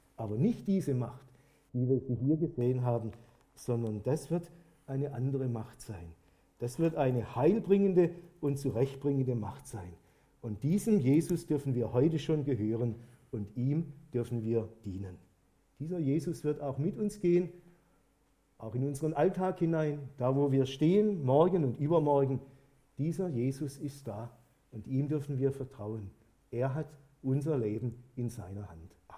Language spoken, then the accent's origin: German; Germany; bei uns in Deutschland